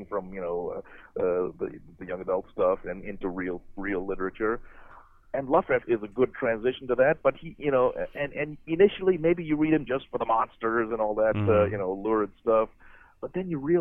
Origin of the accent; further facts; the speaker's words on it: Muncie, Indiana, United States; This is in Muncie, Indiana. That's where I grew up